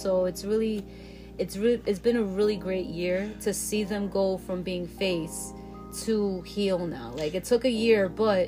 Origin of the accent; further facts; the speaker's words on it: New York City, New York, United States; I'm from Brooklyn. I'm Brooklyn born.